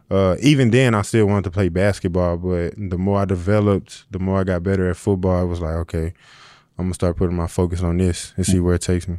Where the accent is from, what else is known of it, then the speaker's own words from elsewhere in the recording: St. Louis, Missouri, United States; moved away; I'm from St. Louis